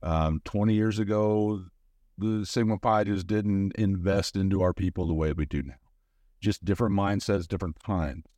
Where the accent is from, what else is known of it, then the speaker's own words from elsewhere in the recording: St. Louis, Missouri, United States; moved away; I'm a guy from Saint Louis, Missouri